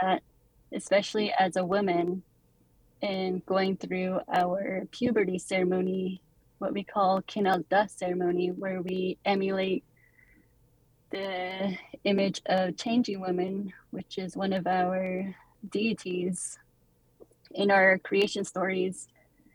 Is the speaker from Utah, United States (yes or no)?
yes; Monument Valley, Utah, United States; I'm born and raised in Monument Valley, Utah